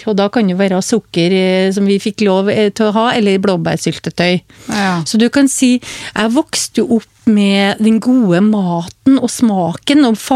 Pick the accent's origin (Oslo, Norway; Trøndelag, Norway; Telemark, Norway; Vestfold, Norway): Trøndelag, Norway; Hummelvika; Altså nå, Jeg kommer jo fra Trøndelag, som du hører, fra Hummelvika. Og jeg vokste jo opp med et liv, familieliv uten sukker.